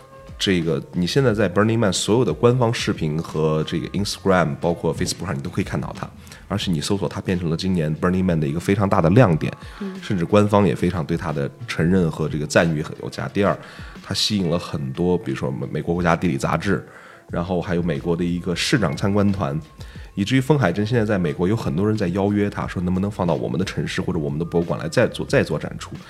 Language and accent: Chinese; China; 咱们展示一下我们中国人自己的民族优秀的传统文化。